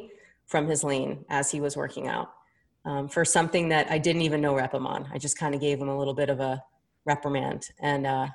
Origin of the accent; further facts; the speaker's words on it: Delaware, United States; where are you from? I said, Delaware